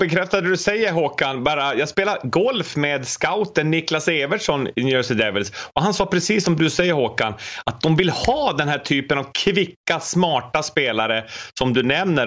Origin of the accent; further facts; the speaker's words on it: Luleå, Norrbotten County, Sweden; mina hemtrakter Luleå